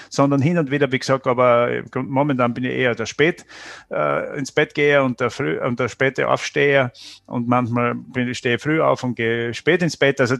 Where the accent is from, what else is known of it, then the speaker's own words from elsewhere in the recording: Styria, Austria; ich persönlich weder noch, aber ich würde sagen, äh, als Steirer schon ein Wein.